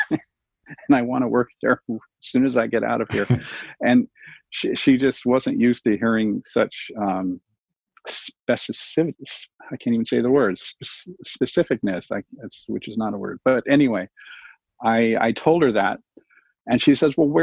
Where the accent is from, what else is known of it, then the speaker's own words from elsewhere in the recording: Glendale, California, United States; born and raised in Glendale.